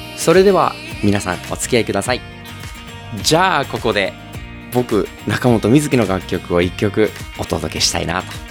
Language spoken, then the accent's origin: Japanese; Okayama, Japan; 僕は岡山 出身で今も岡山在住のシンガーソングライターです